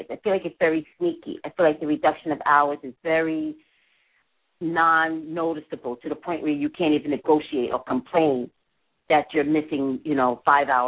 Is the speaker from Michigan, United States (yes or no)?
no; New York, United States; Oh, I'm an East Coast person.